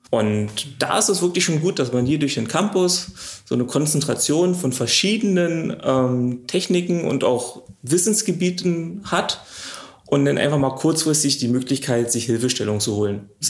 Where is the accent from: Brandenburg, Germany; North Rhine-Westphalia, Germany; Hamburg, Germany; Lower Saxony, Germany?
Brandenburg, Germany; now in Luckenwalde, Germany; komme ursprünglich aus dem Potsdamer Raum und bin jetzt nach Luckenwalde durch den Job hierher gezogen.